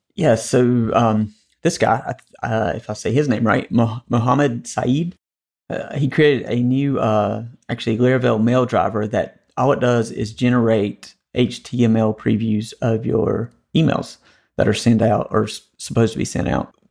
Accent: North Carolina, United States; the Tar Heels won the A C C tournament, which is kinda my home state team

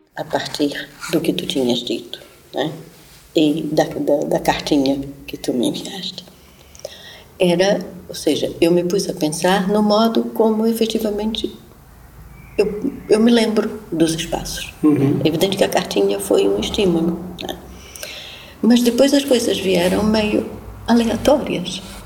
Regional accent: Pará, Brazil; born or raised there

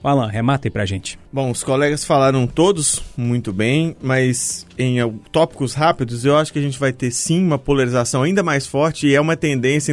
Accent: Mariana, Minas Gerais, Brazil; now in Belo Horizonte, Brazil; eu sou de Mariana

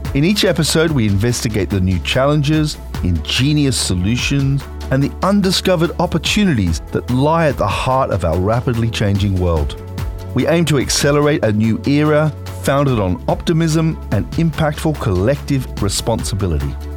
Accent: Australia; moved away; I'm originally from Australia

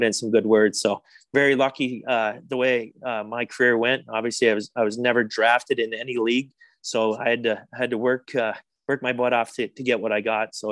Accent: Winchester, Ontario, Canada; growing up in Winchester, Ontario, close to Montreal

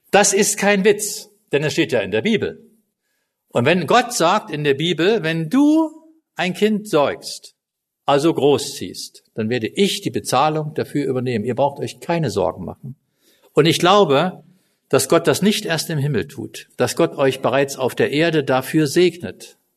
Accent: East Germany, Germany; also ich bin im Osten groß geworden, also in Ostdeutschland, nicht in Kasachstan.

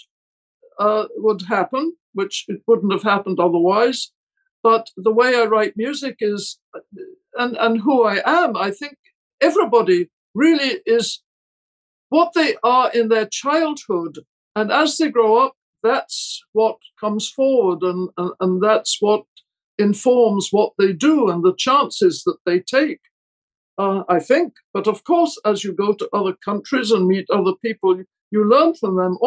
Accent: Scotland, United Kingdom; moved away as an adult; also born or lived in Paris, France / London, United Kingdom / Santa Barbara, United States; now in United States; I was born in Scotland and brought up there and went to university there

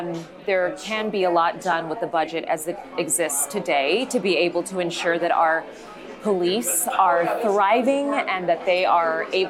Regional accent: El Paso, Texas, United States; now in Dallas, United States; I grew up in El Paso

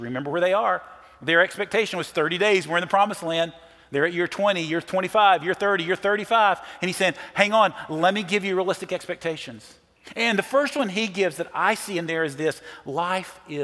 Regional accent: Nashville, Tennessee, United States; I'm from Nashville

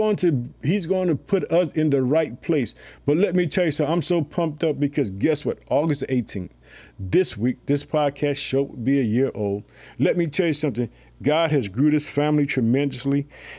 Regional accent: Illinois, United States; I would like to thank the state of Illinois, which is my home state. I live in the city of Chicago.

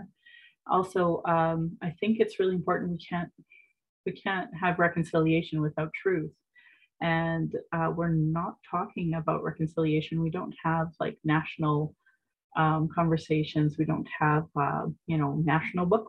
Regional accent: Calgary, Alberta, Canada; I was born in Calgary

